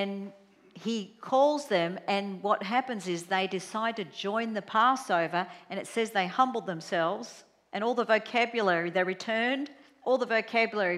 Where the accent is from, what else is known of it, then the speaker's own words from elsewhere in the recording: Australia; I'm Australian